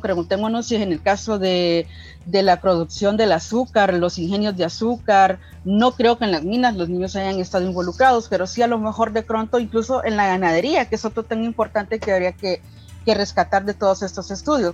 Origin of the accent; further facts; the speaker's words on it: El Salvador; soy afro salvadoreña